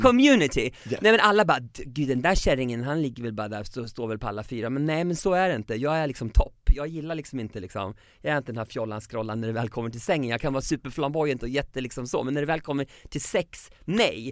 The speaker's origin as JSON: {"language": "Swedish", "country": "Sweden", "moved": "yes", "lives_now": "Mexico City, Mexico", "said": "jag var hemma i Sverige"}